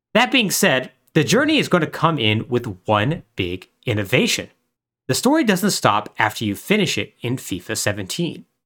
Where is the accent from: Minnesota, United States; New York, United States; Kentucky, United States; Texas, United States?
Texas, United States; El Paso; I experienced somewhat growing up in West Texas